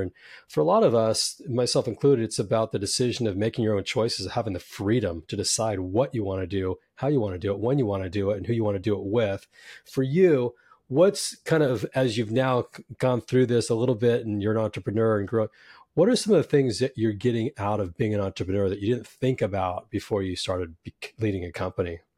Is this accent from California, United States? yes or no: yes; San Jose, California, United States; also born or lived in New York; now in Southern California, United States; I grew up in Silicon Valley in San Jose